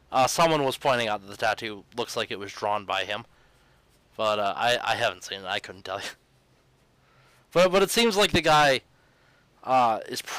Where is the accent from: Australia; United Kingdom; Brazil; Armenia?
Australia; New South Wales; I may have been born and raised in uh, uh, New South Wales